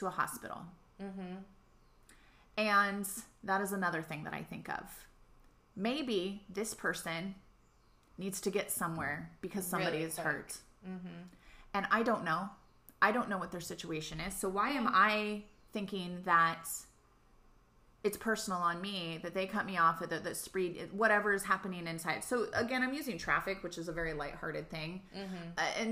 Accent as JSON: {"language": "English", "region": "Southern California", "country": "United States", "moved": "yes", "lives_now": "Hawaii, United States", "said": "I'm from Southern California"}